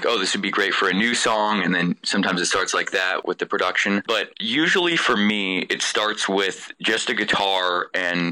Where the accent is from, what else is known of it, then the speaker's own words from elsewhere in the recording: Palo Alto, California, United States; now in Boston, United States; We're from the Bay Area, so we're about 30 minutes south of San Francisco. We're actually in the same town as Stanford University, Palo Alto, California.